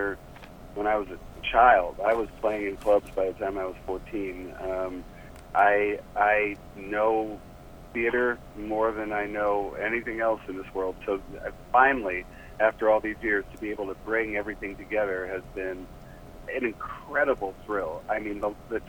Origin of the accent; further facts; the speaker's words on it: New York City, New York, United States; moved away as an adult; also born or lived in Ohio / Iowa / Colorado; now in Los Angeles, United States; I'm actually a New Yorker. I grew up in Manhattan.